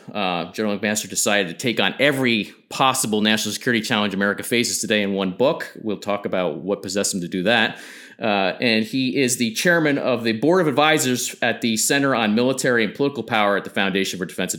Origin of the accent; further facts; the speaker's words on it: New York, United States; being a New Yorker.